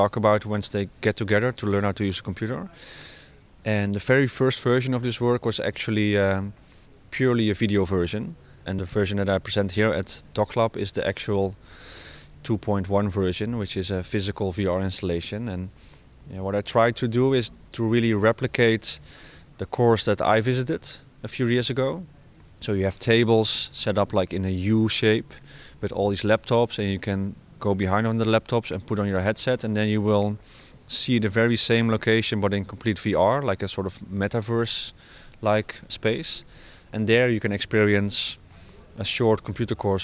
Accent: Netherlands; I'm from the Netherlands and I work as an artist.

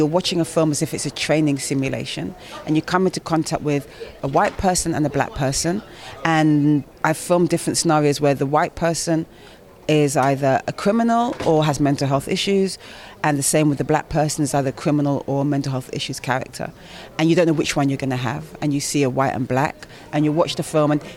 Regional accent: United Kingdom; I'm black British

